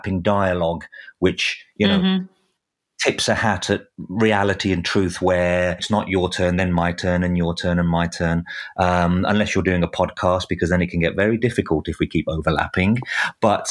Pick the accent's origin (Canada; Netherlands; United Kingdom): United Kingdom; England; as an Englishman